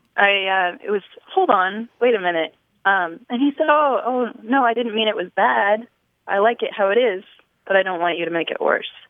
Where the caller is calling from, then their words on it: Nashville, Tennessee, United States; I'm calling from Nashville, Tennessee